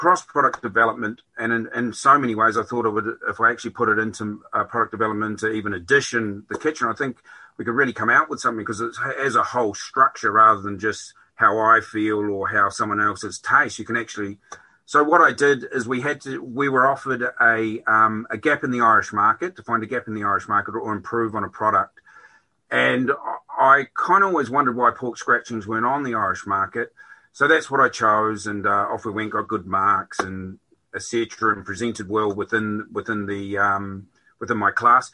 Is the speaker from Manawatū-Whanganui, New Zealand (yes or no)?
yes; Whanganui, Manawatū-Whanganui, New Zealand; moved away as an adult; also born or lived in Australia / Dublin, Ireland; now in Skibbereen, Ireland; I'm originally from New Zealand. I've come from a place in the North Island on the west coast called Whanganui